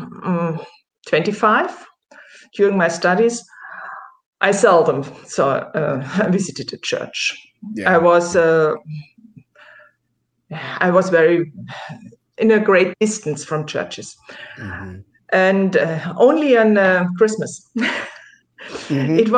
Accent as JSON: {"language": "English", "region": "Southern Germany", "country": "Germany", "tie": "born or raised there", "said": "I grew up as a in the Methodist Church in the south of Germany"}